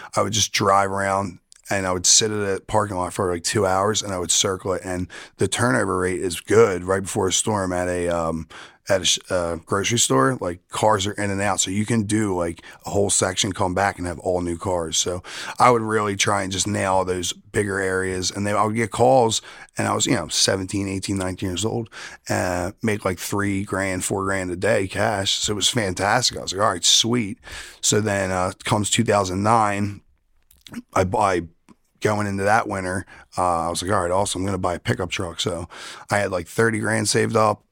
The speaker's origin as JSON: {"language": "English", "town": "Drexel Hill", "region": "Pennsylvania", "country": "United States", "tie": "born or raised there", "said": "that's right up the street from where I grew up in Drexel Hill. That's where I'm born and raised from"}